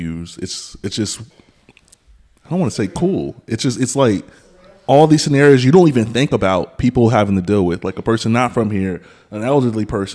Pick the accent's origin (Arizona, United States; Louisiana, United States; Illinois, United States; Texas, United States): Texas, United States; I am from Texas, technically